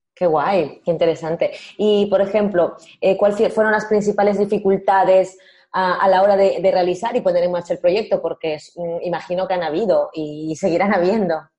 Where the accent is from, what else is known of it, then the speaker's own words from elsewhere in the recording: Peru; que soy peruana